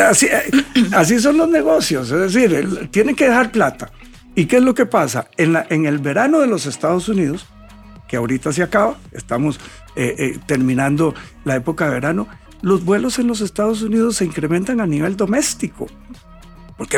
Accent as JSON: {"language": "Spanish", "country": "Costa Rica", "said": "lo más atractivo del país somos los costarricenses"}